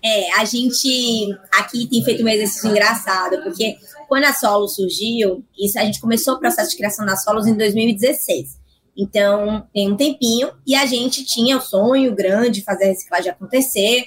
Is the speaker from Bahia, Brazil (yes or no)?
yes; Salvador, Bahia, Brazil; eu sou de Salvador, eu sou nordestina